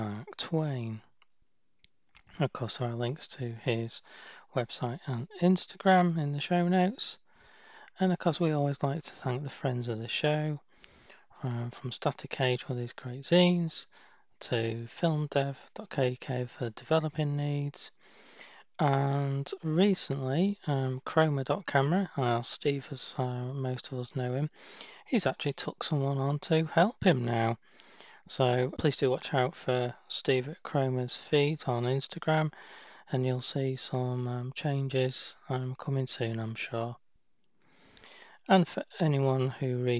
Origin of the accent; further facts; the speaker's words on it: United Kingdom; moved away; my home country, the UK